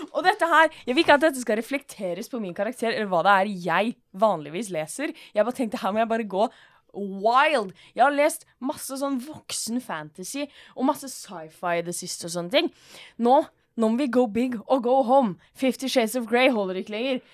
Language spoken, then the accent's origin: Norwegian; Norway; Jeg er jo norsk